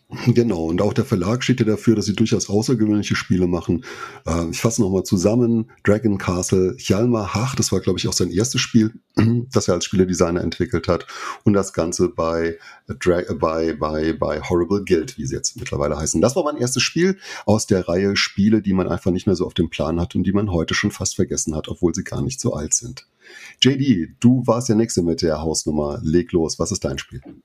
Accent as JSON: {"language": "German", "region": "Saarland", "country": "Germany", "said": "aus dem Saarland"}